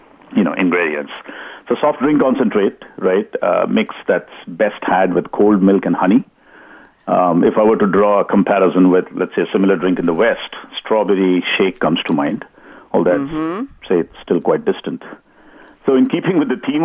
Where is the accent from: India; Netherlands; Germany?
India; also born or lived in Silicon Valley, California; now in California, United States; I live in California now, but I grew up in India in parts that would get really, really hot in summertime